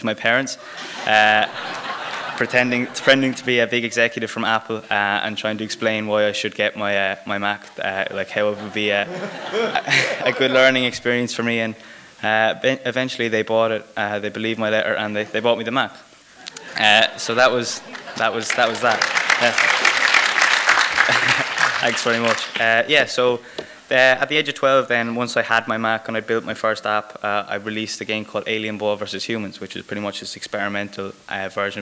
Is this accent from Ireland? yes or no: yes; Waterford, Munster, Ireland; I'm from Ireland, I'm from a really small town in the south called Waterford